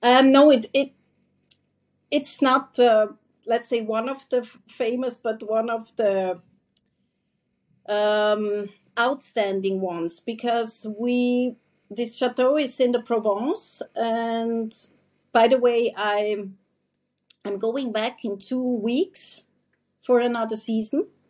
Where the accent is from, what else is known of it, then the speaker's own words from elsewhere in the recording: Switzerland; moved away as an adult; also born or lived in Sarajevo, Bosnia and Herzegovina; now in Herzegovina, Bosnia and Herzegovina; originally, I'm coming from Swiss. Um, I'm from Switzerland. I'm Swiss and um, I live here in Bosnia and Herzegovina since 2018